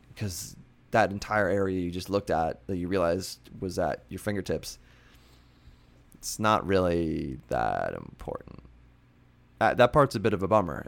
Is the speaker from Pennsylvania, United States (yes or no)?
yes; Pennsylvania, United States; my hometown in Pennsylvania